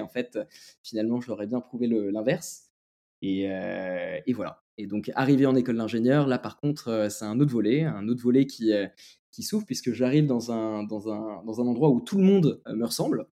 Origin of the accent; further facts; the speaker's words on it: France; also born or lived in Lebanon; je suis français et libanais